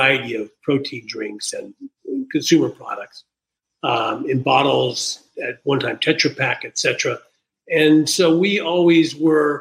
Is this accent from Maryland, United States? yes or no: no; Wichita, Kansas, United States; moved away as an adult; also born or lived in California / New York; I am calling from Wichita, Kansas, which is a town where I was born.